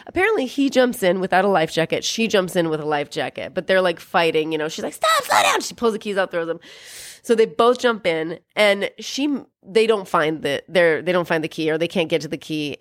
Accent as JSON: {"language": "English", "area": "Columbia River region", "region": "Pacific Northwest", "country": "United States", "tie": "born or raised there", "moved": "yes", "said": "I'm from Columbia region, whatever, where there's the Columbia River and lots of people die there."}